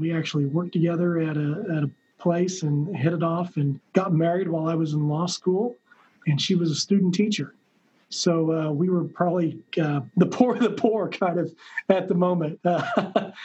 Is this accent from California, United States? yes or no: no; Hutchinson, Kansas, United States; I was born and raised in Hutchinson, Kansas